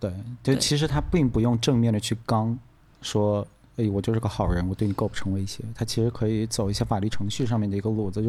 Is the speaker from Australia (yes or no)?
yes; Australia; 我澳洲人就是这心态。